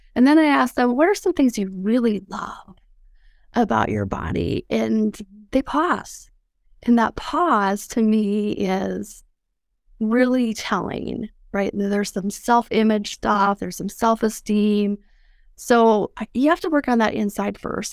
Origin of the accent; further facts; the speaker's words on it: Mobridge, South Dakota, United States; I grew up in South Dakota